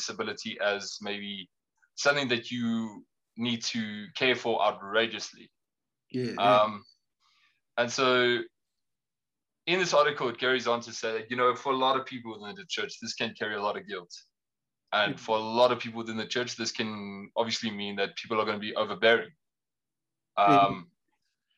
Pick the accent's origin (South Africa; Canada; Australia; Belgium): South Africa; Pretoria, Gauteng; I was born and raised in Pretoria